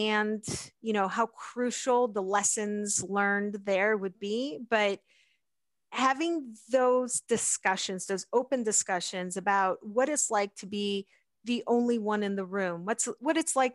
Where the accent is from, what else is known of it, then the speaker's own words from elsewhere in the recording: Pittsburgh, Pennsylvania, United States; also born or lived in South America; I grew up in the Pittsburgh area